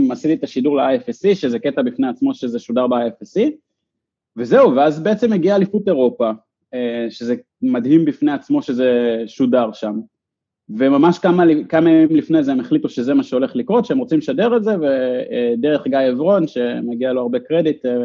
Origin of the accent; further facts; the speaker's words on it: Ramat Yishai, Northern District, Israel; ואני גדלתי באחד מהם ברמת ישי, ומי שהקים את הקיר ברמת ישי